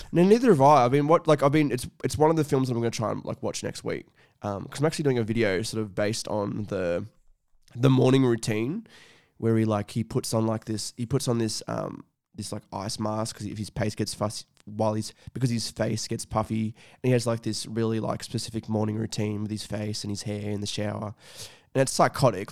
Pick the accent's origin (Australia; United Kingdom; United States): Australia; Scone, New South Wales; moved away; when I was back in my hometown, um, you know, in Scone